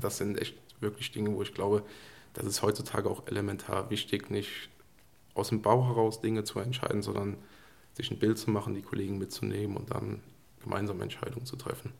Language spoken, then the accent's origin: German; Koblenz area, Rhineland-Palatinate, Germany; ich bin sozusagen eigentlich ein Koblenzer Junge